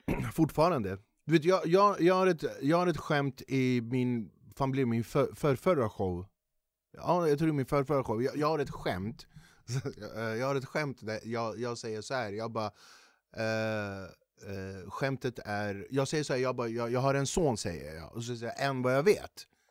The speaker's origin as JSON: {"language": "Swedish", "town": "Flemingsberg", "region": "Stockholm County", "country": "Sweden", "tie": "born or raised there", "said": "jag är ju född och uppvuxen i Flemingsberg"}